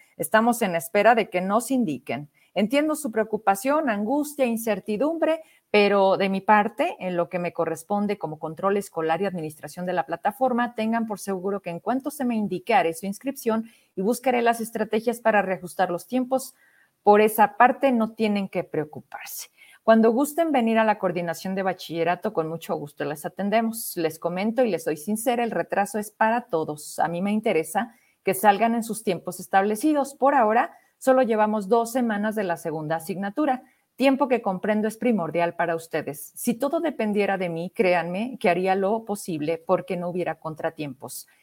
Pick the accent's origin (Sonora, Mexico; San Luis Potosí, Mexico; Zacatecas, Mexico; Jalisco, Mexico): Zacatecas, Mexico; Fresnillo; mi tierra, en Fresnillo